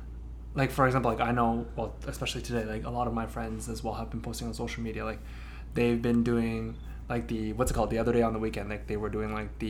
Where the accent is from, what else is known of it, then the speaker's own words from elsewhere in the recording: Toronto, Ontario, Canada; also born or lived in Hong Kong; even though I was born there, but I grew up here, like every time someone says, hey, like, where are you from? Like, I have to make it known that, okay, you know what? Like, I'm from Toronto.